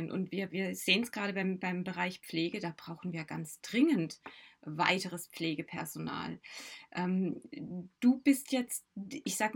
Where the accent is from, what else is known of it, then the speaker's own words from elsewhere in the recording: Baden-Württemberg, Germany; Ich bin in Baden-Württemberg aufgewachsen.